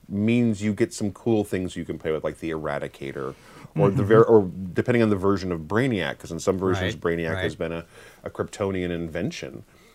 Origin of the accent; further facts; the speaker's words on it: Kansas, United States; I grew up in Kansas though too, and it is a different country.